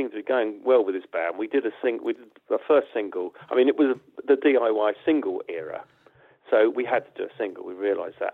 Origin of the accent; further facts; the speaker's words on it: Watford, East of England, United Kingdom; we came from Watford and we didn't come from Liverpool or Manchester.